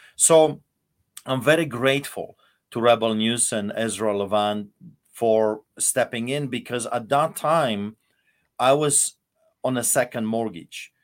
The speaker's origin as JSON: {"language": "English", "country": "Poland", "tie": "born or raised there", "moved": "as an adult", "lives_now": "Alberta, Canada", "said": "I lived in Poland, and I, I grew up in Poland"}